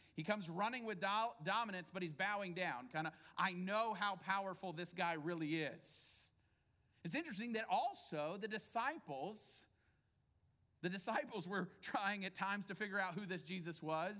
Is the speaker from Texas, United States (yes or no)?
yes; Houston, Texas, United States; But to tell people who aren't from here, we're from Houston, right?